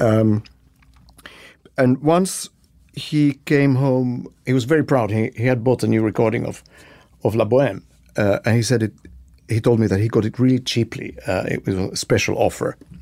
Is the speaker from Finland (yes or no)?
yes; Helsinki, Uusimaa, Finland; I was born and raised in Helsinki, Finland